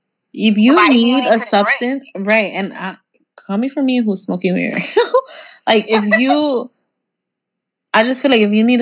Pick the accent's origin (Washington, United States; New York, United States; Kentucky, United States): New York, United States; growing up in New York